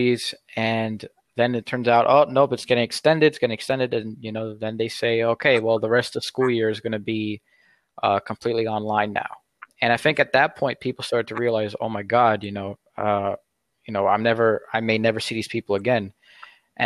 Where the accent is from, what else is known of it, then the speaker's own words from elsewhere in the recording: United States; I'm an American